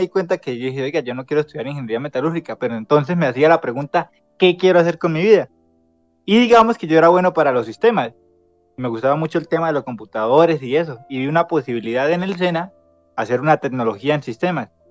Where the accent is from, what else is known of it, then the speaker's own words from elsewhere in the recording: Piedecuesta, Santander, Colombia; now in Bucaramanga, Colombia; En Piedecuesta hice mi primaria en ese colegio y la secundaria en uno llamado La Normal